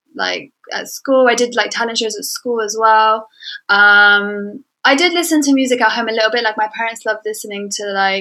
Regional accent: London, United Kingdom; I'm a Yemeni artist. I live in London. I was born in London.

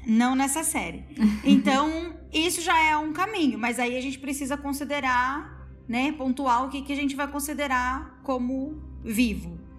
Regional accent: Paraná, Brazil; eu sou do Paraná

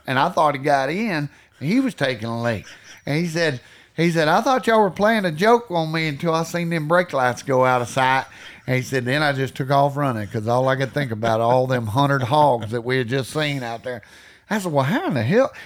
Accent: Texas, United States; also born or lived in Iowa Park, Texas / Wichita Falls, Texas; I grew up in Alexar, Texas, and I lived there about the first eleven years, and then I moved over to Owl Park, Texas

